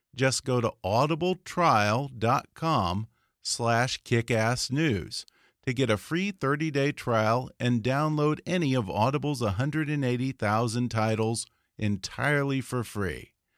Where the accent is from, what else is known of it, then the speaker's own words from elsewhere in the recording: United States; as an American